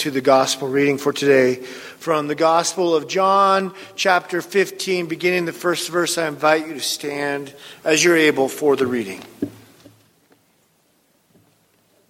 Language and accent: English; near Seattle, Washington, United States; the town near where I grew up in Seattle, Washington